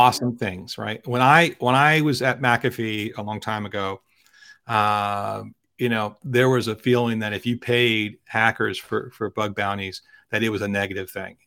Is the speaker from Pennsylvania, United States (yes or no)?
yes; Philadelphia, Pennsylvania, United States; I travel from my hometown of Philadelphia by high-speed train every day to New York City